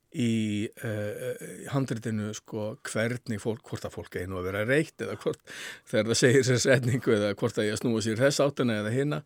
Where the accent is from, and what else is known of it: Iceland